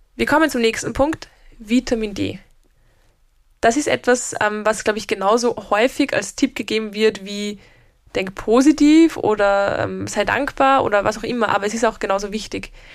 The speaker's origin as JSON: {"language": "German", "country": "Austria", "said": "bei uns in Österreich"}